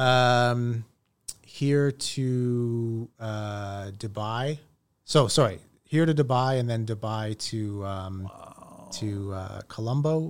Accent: Toronto, Ontario, Canada; born and raised in Toronto

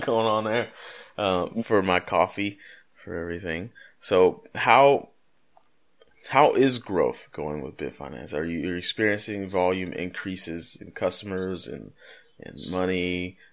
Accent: United States

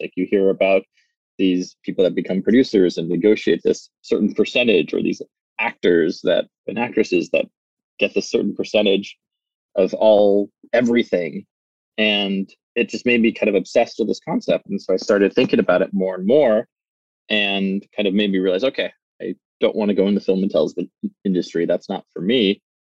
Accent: Los Angeles, California, United States; also born or lived in New York; now in Seattle, United States; So I was born in New York, but I'm not a real New Yorker. My parents are, though. They're real New Yorkers. When I was about 3 years old, they moved out to Southern California. So grew up on West Side Los Angeles, so Pacific Palisades, Santa Monica area.

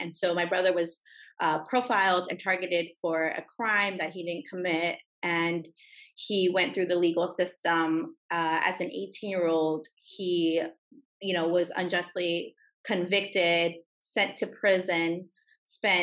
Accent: Los Angeles, California, United States; I was raised in California, in Los Angeles.

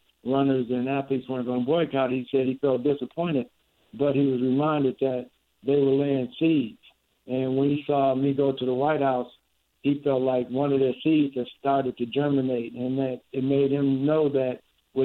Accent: Chicago, Illinois, United States; I'm the first champion from Chicago

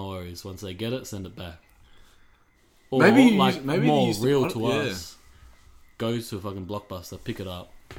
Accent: Guildford, New South Wales, Australia; I grew up more in Guildford

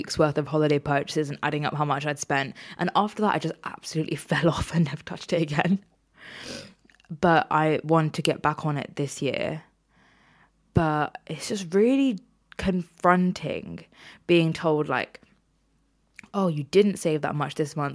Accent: United Kingdom; I'm British

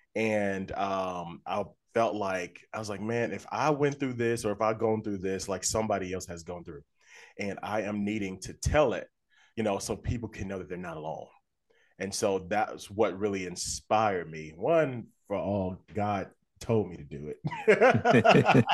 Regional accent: Little Rock, Arkansas, United States; moved away as an adult; now in Nashville, United States; I'm from Little Rock, Arkansas. Um, but I've been living in Nashville for about 10 years now.

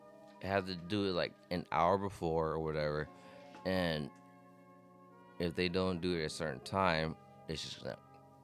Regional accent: Philippines; being Filipino

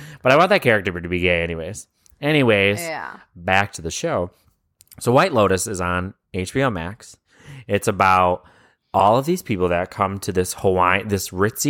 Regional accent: Canada; I have a memory from my childhood, like I'm from Canada.

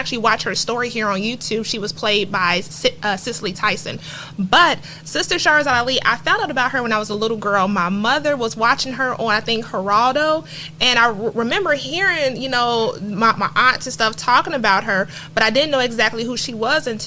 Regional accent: Cincinnati, Ohio, United States; now in Atlanta, United States; I was born in Cincinnati, Ohio

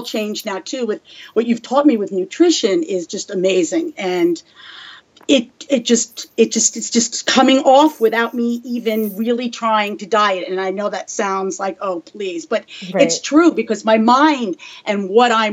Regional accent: New York, United States; I come from Italian, New York, East Coast background

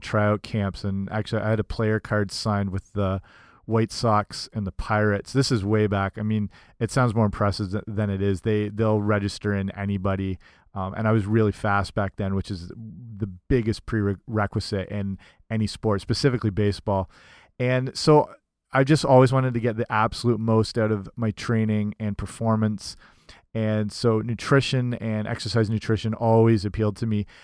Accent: London, Ontario, Canada; School of Kinesiology here in my hometown at Western University

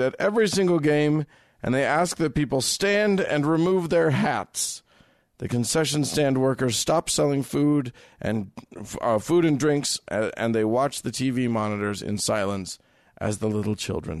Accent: Utah, United States; that's the first thing people ask when I tell them I grew up in Utah. Yes, it is the first thing anybody will ask you. We Utahns get that no matter where we go.

